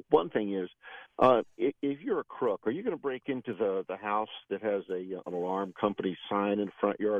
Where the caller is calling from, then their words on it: Land O'Lakes, Florida, United States; Hey, Bill. Well, actually, I'm from Land O'Lakes.